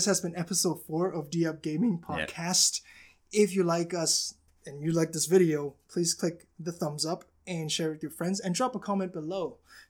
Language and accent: English; Hong Kong; I'm from Hong Kong.